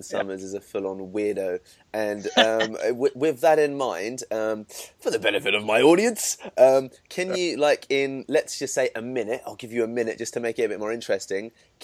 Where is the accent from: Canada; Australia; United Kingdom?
United Kingdom; London; Can't keep away from London